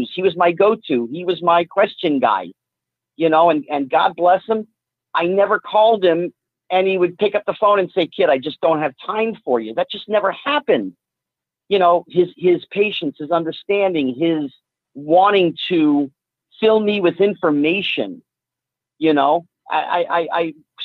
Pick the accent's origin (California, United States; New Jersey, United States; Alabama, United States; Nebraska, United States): New Jersey, United States; central; I grew up in New Jersey. I didn't grow up in Hollywood in L.A. I grew up, you know, central New Jersey